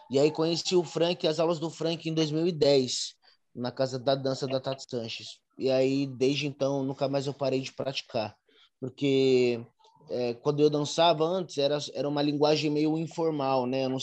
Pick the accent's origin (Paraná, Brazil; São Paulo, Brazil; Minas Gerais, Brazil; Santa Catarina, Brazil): São Paulo, Brazil; É, nasci na Bela Vista, ali no centro de São Paulo. Então, nasci e cresci ali naquela região.